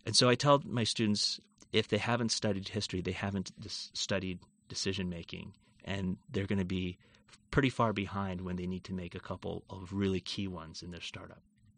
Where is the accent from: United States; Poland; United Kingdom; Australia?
United States; Seattle, Washington; Yeah, so I grew up in the Seattle area and had always wanted to be a microbiologist.